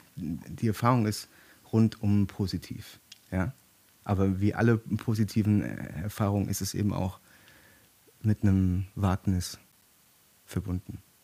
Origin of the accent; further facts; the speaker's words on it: Germany; hier bei uns in Deutschland